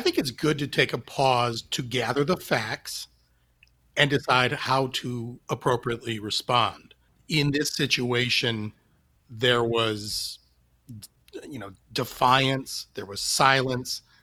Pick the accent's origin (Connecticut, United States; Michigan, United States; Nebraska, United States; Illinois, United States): Michigan, United States; Detroit; I grew up in Detroit, and um, am a lifelong and many years suffering Tigers fan